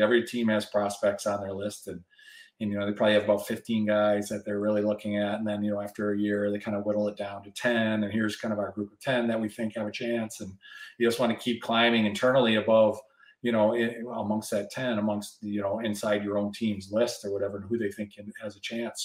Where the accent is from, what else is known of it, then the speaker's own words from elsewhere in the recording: West Michigan, United States; also born or lived in Toronto, Canada; I grew up in West Michigan